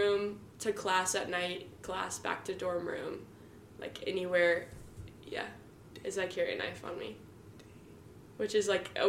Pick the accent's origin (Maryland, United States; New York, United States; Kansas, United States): Kansas, United States; Atchison; where my hometown is like a safe neighborhood, safe area.